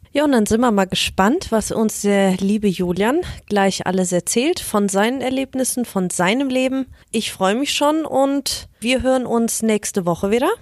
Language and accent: German; Germany; ich als Deutsche